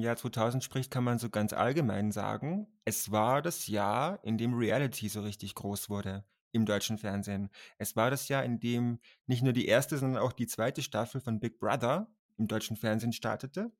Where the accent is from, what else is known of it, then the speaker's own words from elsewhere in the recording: Austria; dass ich aus Österreich komme